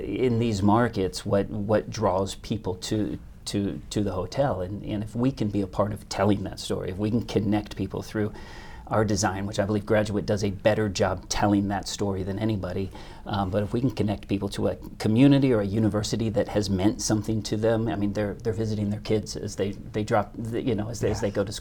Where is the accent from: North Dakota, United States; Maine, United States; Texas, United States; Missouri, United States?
Missouri, United States; just south of Kansas City; I grew up in just south of Kansas City, Missouri